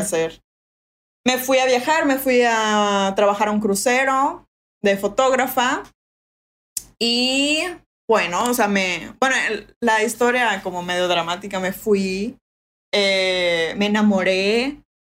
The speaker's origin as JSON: {"language": "Spanish", "town": "Mérida", "region": "Yucatán", "country": "Mexico", "also_born_or_lived": "England / France / Playa del Carmen", "accent": "Yucatecan", "said": "me regresé aquí a Mérida"}